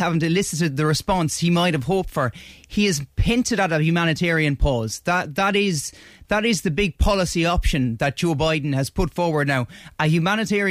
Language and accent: English; Ireland